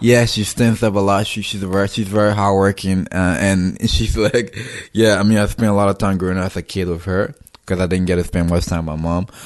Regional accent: Robertsport, Grand Cape Mount County, Liberia; moved away as an adult; now in United States; I was born and grew up in Robertsport, so I've basically lived my entire life in Robertsport

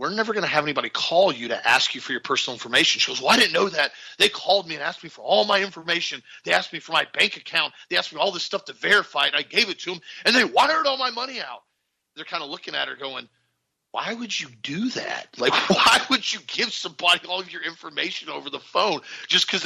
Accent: Florida, United States; We're from Florida

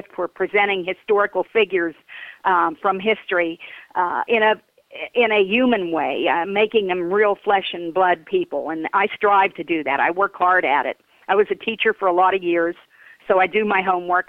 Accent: Connellsville, Pennsylvania, United States; County Chronicles began life as a history column in my hometown newspaper, the Daily Courier

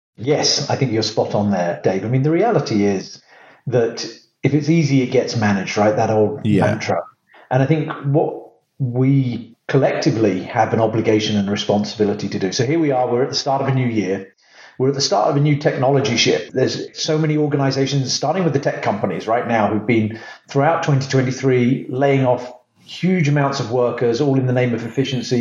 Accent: England, United Kingdom; originally from the UK

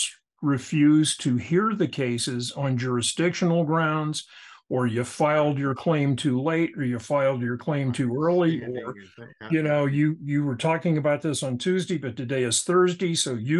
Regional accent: Atlanta, Georgia, United States; I was born and raised in Atlanta

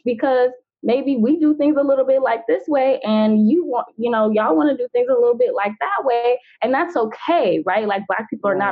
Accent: Atlanta, Georgia, United States; that's where I am. That's my hometown as well. So shout out to Atlanta

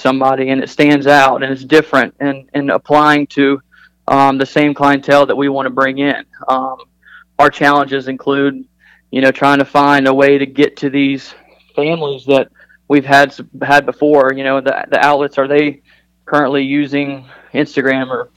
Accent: Charlotte, North Carolina, United States; growing up in Charlotte

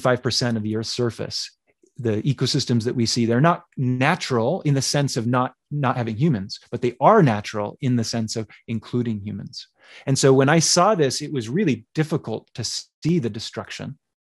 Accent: Utah, United States; also born or lived in Nashville, Tennessee; And I was born in Nashville, Tennessee, a very humid and wet place. I grew up in Utah, a very arid and dry place.

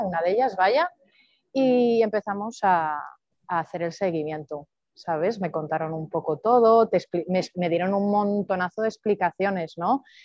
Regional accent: Palencia, Castile and León, Spain; also born or lived in Madrid; now in Andorra; soy de Palencia, nací en Palencia con P

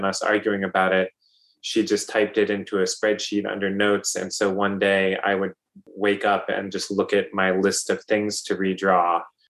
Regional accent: Richmond, Virginia, United States; I wasn't born in Richmond.

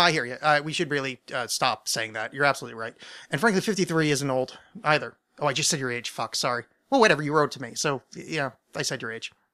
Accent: near the Burned-over District, New York, United States; I grew up sort of near the Bernova District, but it was super, I was super salvaged. That's in New York State

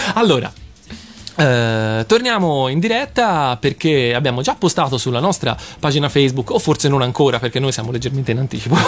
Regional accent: Tuscany, Italy; farlo più che altro da toscano

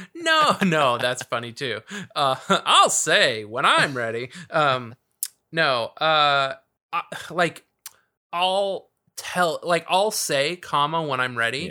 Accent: South Bay, California, United States; I grew up in the South Bay, so this is, like, finally I'm, like, in the area that I know. It's, like, Torrance, Redondo, Hermosa, Manhattan Beach

